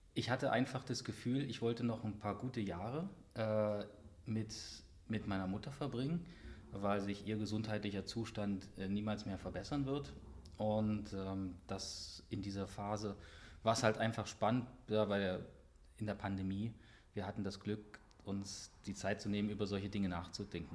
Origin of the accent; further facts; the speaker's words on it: Halle, Saxony-Anhalt, Germany; moved away; also born or lived in West Germany; in die Heimat gekommen bin nach Halle